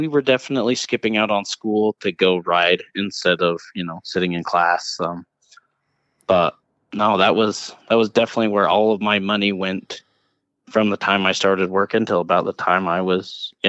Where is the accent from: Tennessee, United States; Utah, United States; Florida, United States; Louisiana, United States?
Utah, United States; Salt Lake City; also born or lived in Tooele, Utah; Yes, I was born in Salt Lake City.